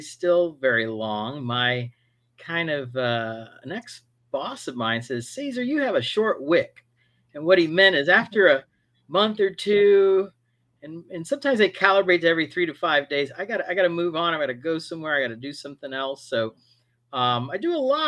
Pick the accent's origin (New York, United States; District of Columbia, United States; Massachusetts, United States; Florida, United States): Florida, United States; Miami; I grew up in Miami to parents of Cuban descent, immigrants that came to the United States